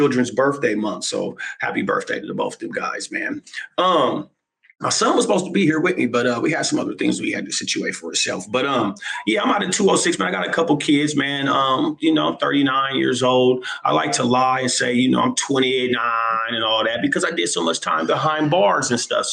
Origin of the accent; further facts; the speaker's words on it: Seattle, Washington, United States; I'm Seattle, Washington, man, 206 native, South End, Seattle, Washington.